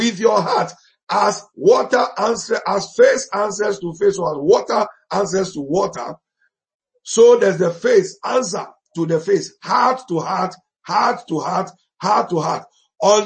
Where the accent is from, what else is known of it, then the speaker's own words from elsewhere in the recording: Ghana; we grew up together in Ghana.